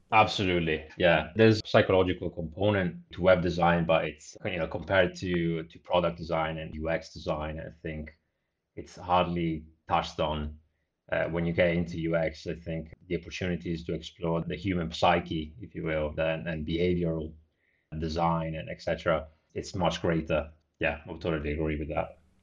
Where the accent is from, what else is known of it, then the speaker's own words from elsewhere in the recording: Italy; moved away as an adult; also born or lived in Bristol, United Kingdom; I grew up in a small town in Italy, roughly about three thousand population, so very small.